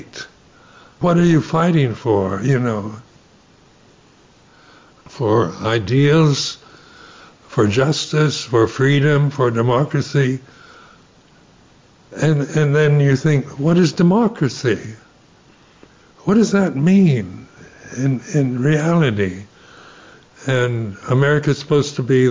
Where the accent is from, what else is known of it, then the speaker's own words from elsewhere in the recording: United States; Being American, you know, you're brought up in a society in my generation